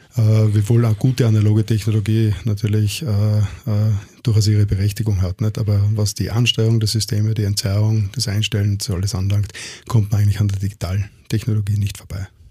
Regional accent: Innsbruck, Tyrol, Austria; now in Vienna, Austria; Ich komme aus Innsbruck.

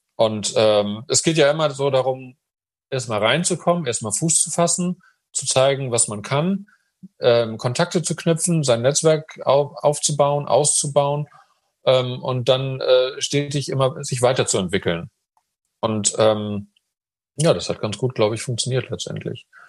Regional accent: Hamburg, Germany; moved away as an adult; also born or lived in Munich; ich bin eben auch Hamburger

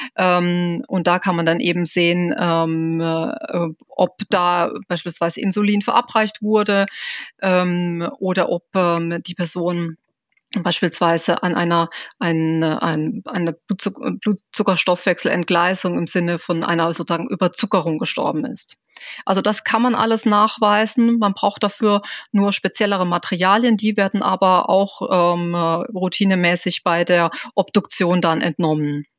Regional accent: Germany; bei uns in Deutschland

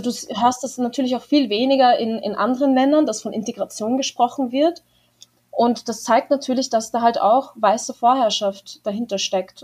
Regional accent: Austria; moved away as an adult; now in Denver, United States; ich habe kurdisch-alevitische Wurzeln, aber ich bin in Österreich geboren

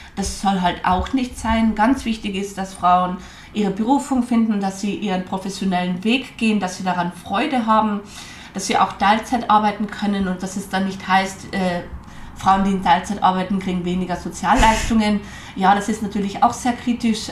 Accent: Carinthia, Austria; moved away; also born or lived in Vienna / Nizhny Novgorod; Italienisch habe ich als Kärntnerin schon gekonnt

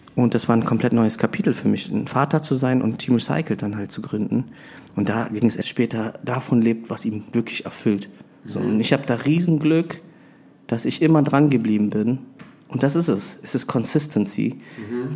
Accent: Bonn, North Rhine-Westphalia, Germany; moved away as an adult; also born or lived in Philippines; now in Berlin, Germany; ich bin ähm, gebürtiger Filipino, bin in Bonn aufgewachsen, lebe aber schon länger in Berlin

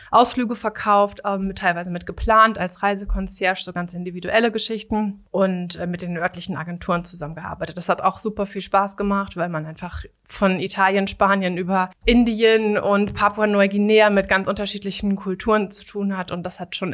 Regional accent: Lower Saxony, Germany; Ähm, der Schritt ist einfach so zurück in die Heimat. Ich komme hier aus der Gegend von Hannover

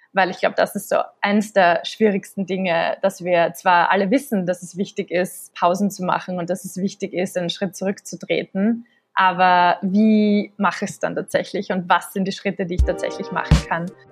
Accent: Austria; moved away as an adult; also born or lived in London / Vienna; now in New York, United States; ich bin ursprünglich aus Österreich

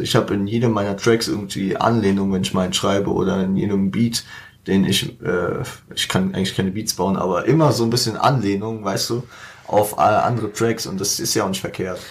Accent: Frankfurt, Hesse, Germany; dass wir die fünfgrößte Stadt Deutschlands sind

